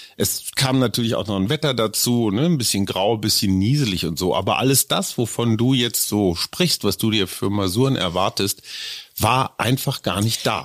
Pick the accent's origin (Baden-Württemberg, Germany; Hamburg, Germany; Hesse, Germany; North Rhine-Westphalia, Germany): North Rhine-Westphalia, Germany; Münster; also born or lived in Lower Saxony; now in Berlin, Germany; ich bin in Münster aufgewachsen, die Wurzeln sind in Niedersachsen, ich lebe seit einem Vierteljahrhundert in Berlin.